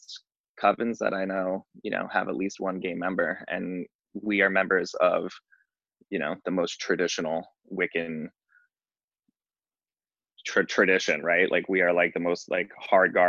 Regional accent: New York, United States; moved away as an adult; now in Los Angeles, United States; I live in Los Angeles. I operate a gardenerian coven in West Hollywood. I'm from New York originally. I've been here for about 15 years

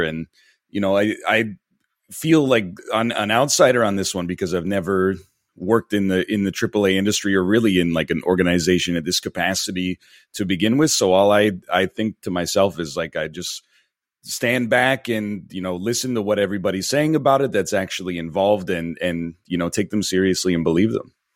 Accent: near Toronto, Ontario, Canada; moved away as an adult; now in Vancouver, Canada; I grew up in Ontario, in a, in a town just outside of Toronto, but, uh, I've been in Vancouver for, uh, about ten years now.

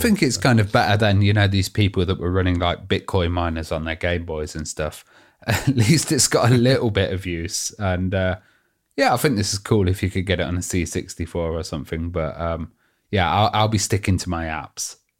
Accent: United Kingdom; we're, we're British.

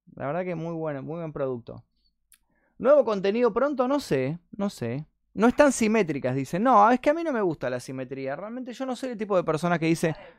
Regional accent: Argentina; soy argentino.

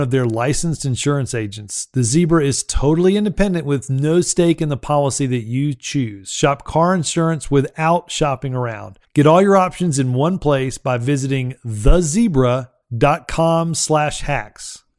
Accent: Alabama, United States; Alabama, uh, my home state

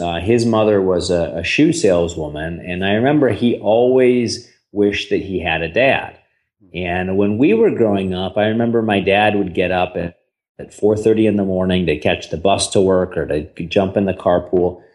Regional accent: St. Louis, Missouri, United States; I grew up in St. Louis, Missouri.

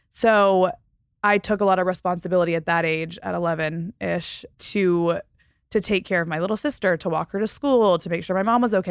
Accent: Panama City, Florida, United States; born there; So, a little backstory I was born on Tyndall Air Force Base in Panama City, Florida.

